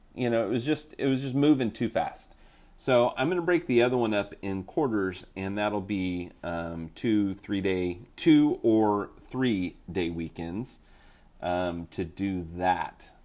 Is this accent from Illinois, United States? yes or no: no; Oklahoma, United States; I'm from Oklahoma